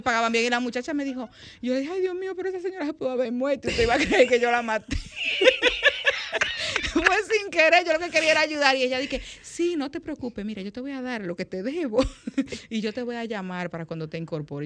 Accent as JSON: {"language": "Spanish", "region": "La Vega", "country": "Dominican Republic", "tie": "born or raised there", "moved": "as an adult", "said": "yo nací aquí, pero me crié en La Vega."}